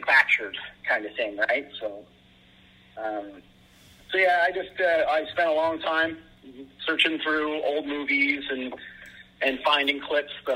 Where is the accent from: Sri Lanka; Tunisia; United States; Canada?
Canada; growing up in Canada